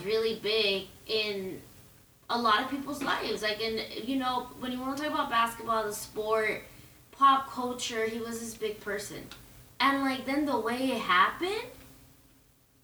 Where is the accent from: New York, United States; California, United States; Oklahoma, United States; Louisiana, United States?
California, United States; Southern; I grew up in Southern California